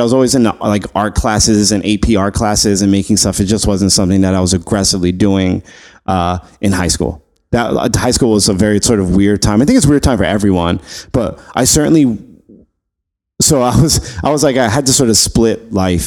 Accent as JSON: {"language": "English", "town": "New York City", "region": "New York", "country": "United States", "tie": "born or raised there", "also_born_or_lived": "LaGrangeville, New York / Poughkeepsie, New York", "said": "I grew up in Flushing, Queens"}